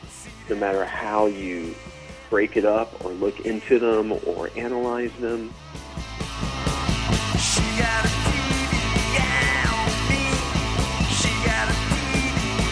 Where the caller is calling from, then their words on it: Atlanta, Georgia, United States; I'm calling from Atlanta, Georgia.